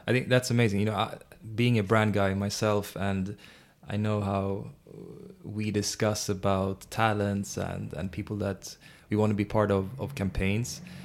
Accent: Sweden; I grew up in Sweden and experienced a lot of racism

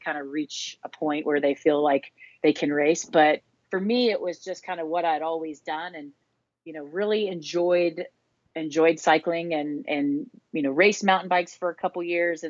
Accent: outside of Nashville, Tennessee, United States; I was like the first girl on a boys soccer team for like several years where I grew up in outside of Nashville, Tennessee.

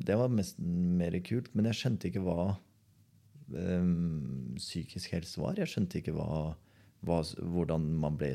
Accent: Porsgrunn, Vestfold og Telemark, Norway; Jeg kom fra Borgestad.

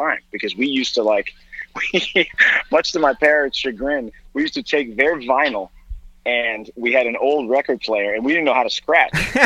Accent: Boston, Massachusetts, United States; also born or lived in Newton, Massachusetts; I'm from Boston

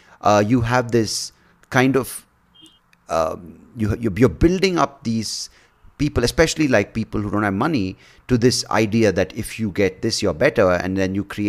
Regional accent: Bangalore, Karnataka, India; I grew up in Bangalore. Of course, it's exploded in size with wealth or with disparity at the same time.

